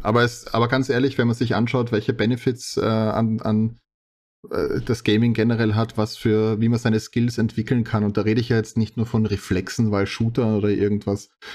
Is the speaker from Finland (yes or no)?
no; Austria; bei uns in Österreich